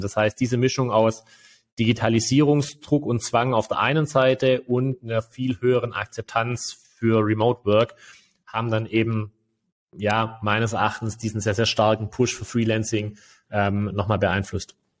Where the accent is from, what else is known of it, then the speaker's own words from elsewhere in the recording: Germany; bei uns in Deutschland